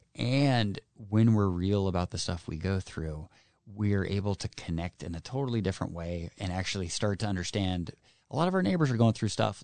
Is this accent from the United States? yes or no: yes; Kitsap, Washington, United States; born and raised in Kitsap, a hardworking public service family